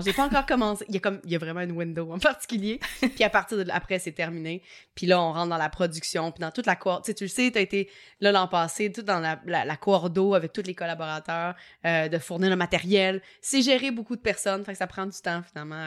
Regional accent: Quebec, Canada; accent: Québécois; mon petit accent québécois

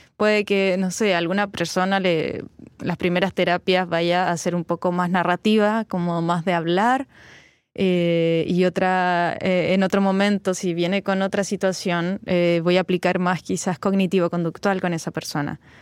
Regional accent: Valparaíso, Chile; moved away; la quinta región de donde yo vengo

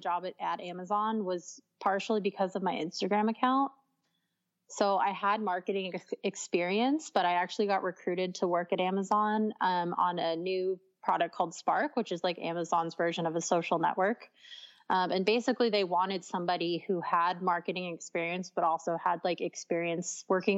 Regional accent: San Diego, California, United States; I'm from San Diego

